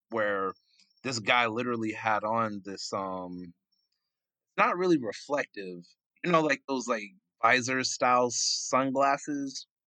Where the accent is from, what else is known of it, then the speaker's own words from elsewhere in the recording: New York, United States; now in Florida, United States; Uh, so I hail from Jamaica, Queens, New York, the Big Apple, but I came down to Florida